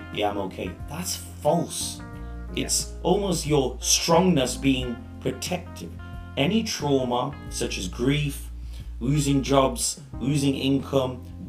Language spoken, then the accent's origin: English; Leicester, East Midlands, United Kingdom; also born or lived in Leeds; I was born in Leicester.